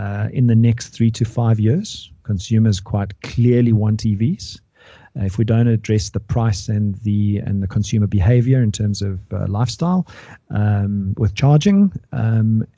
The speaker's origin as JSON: {"language": "English", "country": "South Africa"}